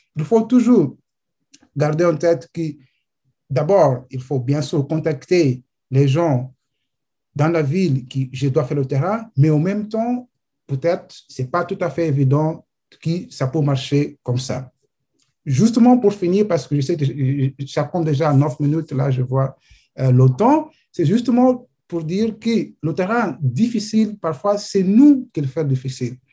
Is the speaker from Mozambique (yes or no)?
yes; Mozambique; je viens de Mozambique